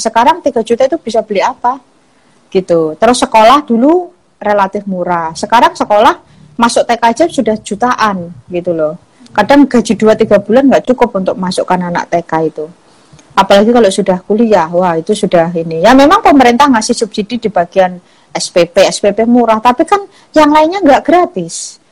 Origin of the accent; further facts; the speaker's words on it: Java, Indonesia; saya sendiri juga dari Jawa